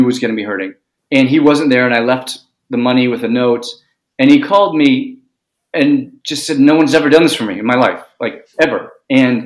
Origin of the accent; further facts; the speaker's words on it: New York City, New York, United States; I grew up in New York City.